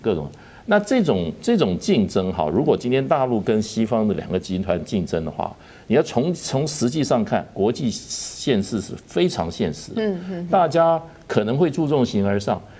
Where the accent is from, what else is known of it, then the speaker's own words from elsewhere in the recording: Taiwan; 我们台湾人自己